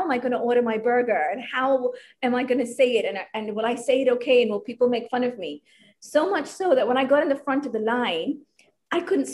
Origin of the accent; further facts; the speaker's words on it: Hong Kong; So I grew up in Hong Kong. I am ethnically Indian